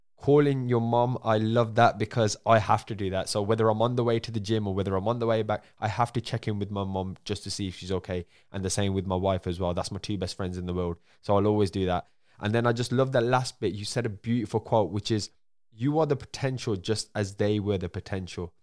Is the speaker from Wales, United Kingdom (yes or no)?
no; Birmingham, West Midlands, United Kingdom; accent: Birmingham; my accent, because a lot of people in the U K, we have a, we don't have the nicest accent in Birmingham